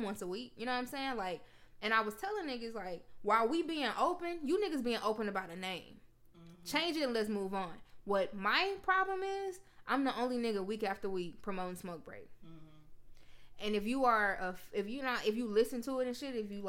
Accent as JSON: {"language": "English", "town": "Memphis", "region": "Tennessee", "country": "United States", "said": "we went to Tennessee State, but I'm from Memphis"}